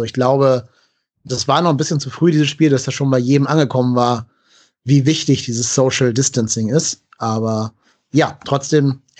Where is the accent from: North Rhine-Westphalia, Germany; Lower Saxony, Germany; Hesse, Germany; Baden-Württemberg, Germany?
North Rhine-Westphalia, Germany; Cologne; weil wir als Kölner ja eh Probleme mit Gladbach haben.